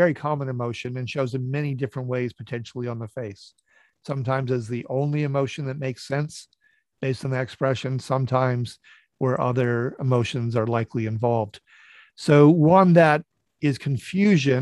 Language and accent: English; Northfield, Minnesota, United States; I grew up in Northfield, Minnesota, which has Carleton College and St. Olaf College